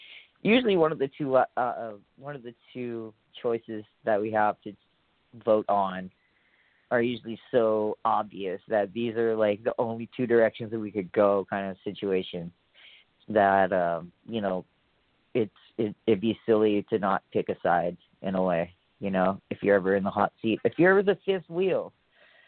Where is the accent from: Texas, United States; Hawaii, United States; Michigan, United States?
Hawaii, United States; moved away; also born or lived in San Francisco, California; Where I grew up in Hawaii, like, we have all the seasons.